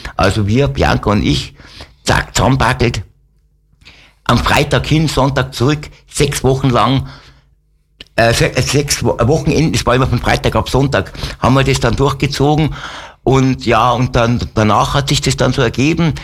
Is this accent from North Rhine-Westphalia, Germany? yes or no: no; Wolfratshausen, Bavaria, Germany; also born or lived in Alsdorf (Höngen) near Aachen / Degernbach, Lower Bavaria; bin dann 65 nach Wolfertshausen zu meiner Oma. Okay. Und da bin ich dann aufgewachsen